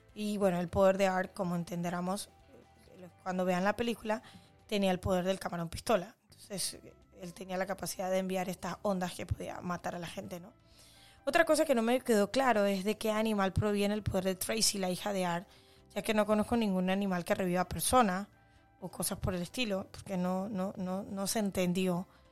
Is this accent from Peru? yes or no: no; Panama